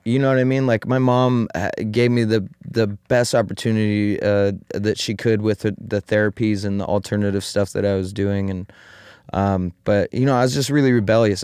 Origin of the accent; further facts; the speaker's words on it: Eugene, Oregon, United States; now in Applegate Valley, United States; I was born and raised in Eugene